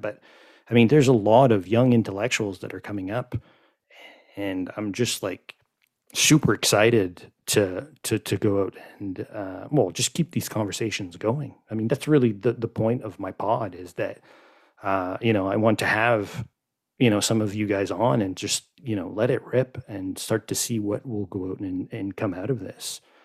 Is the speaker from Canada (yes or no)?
yes; Quebec, Canada; also born or lived in Montreal; that's the French in me because I grew up in Quebec